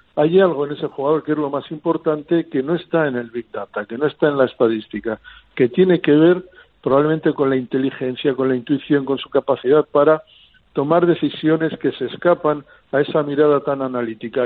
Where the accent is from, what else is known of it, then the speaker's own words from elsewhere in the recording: Barakaldo, Basque Country, Spain; mi pueblo Baracaldo